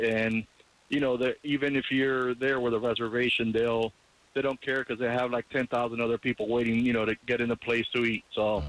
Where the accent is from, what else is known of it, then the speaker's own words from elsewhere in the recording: United States; also born or lived in Cuba / Safety Harbor, Florida; So, I'm Cuban. I was raised here in the United States.